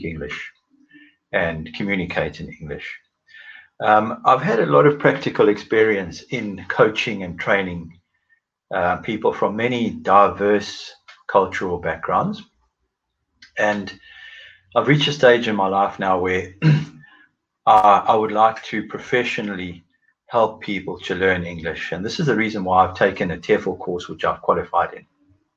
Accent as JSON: {"language": "English", "country": "South Africa", "tie": "born or raised there", "moved": "as an adult", "lives_now": "Oxford, United Kingdom", "said": "I was born in South Africa, and about 12 years ago moved to the United Kingdom, and currently live near the city of Oxford."}